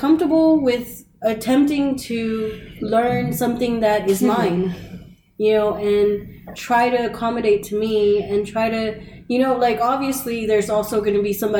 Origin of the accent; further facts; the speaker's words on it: United States; My parents are Mexican. I'm Mexican. You know, like, I happen to be born here, but I don't call myself Mexican-American.